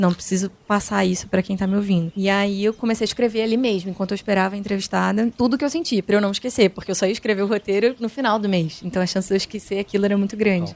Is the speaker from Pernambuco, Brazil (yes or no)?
no; Rio de Janeiro, Brazil; accent: carioca; moved away as an adult; now in São Paulo, Brazil; muita gente fala de sotaque, porque eu sou carioca